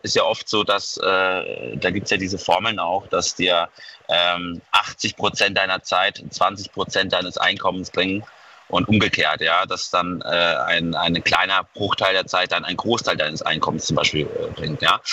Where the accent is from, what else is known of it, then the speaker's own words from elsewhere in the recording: Mainz, Rhineland-Palatinate, Germany; Ich komme aus Mainz